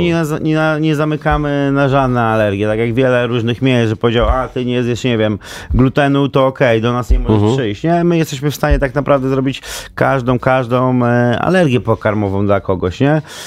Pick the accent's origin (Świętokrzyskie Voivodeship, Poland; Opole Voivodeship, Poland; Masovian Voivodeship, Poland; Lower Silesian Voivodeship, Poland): Masovian Voivodeship, Poland; Warsaw; ja też jestem z Warszawy